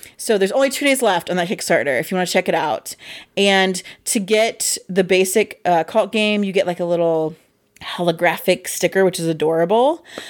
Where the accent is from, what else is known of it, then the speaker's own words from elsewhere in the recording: Midwest, United States; I'm from the Midwest